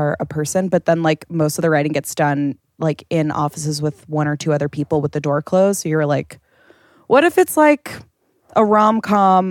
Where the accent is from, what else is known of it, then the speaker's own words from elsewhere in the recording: Long Island, New York, United States; moved away as an adult; now in New York, United States; I'm from Long Island, which is very close, but also like miles